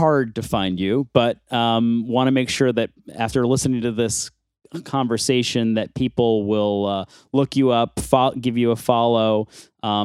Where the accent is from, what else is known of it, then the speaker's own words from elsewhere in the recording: Buffalo, New York, United States; I'm also from Buffalo, New York